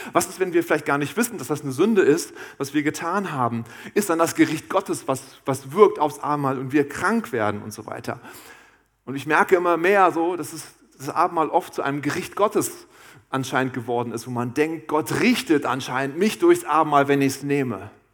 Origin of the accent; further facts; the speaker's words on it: Harz, Germany; ich komme aus dem Harz